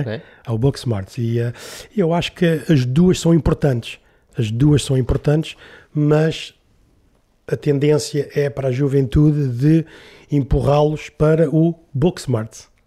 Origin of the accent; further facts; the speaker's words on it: Lisbon, Portugal; eu nasci em Lisboa ali na, e vivi ali na, em Alvalade, ao pé do Campo Grande